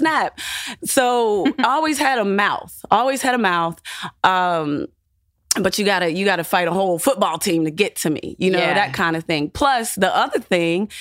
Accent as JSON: {"language": "English", "town": "Clairton", "region": "Pennsylvania", "country": "United States", "tie": "born or raised there", "said": "I grew up in a small poor town"}